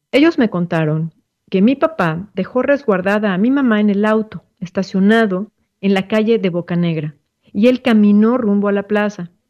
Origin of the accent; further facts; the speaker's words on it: Mexico; esta fecha que nos marca también como mexicanos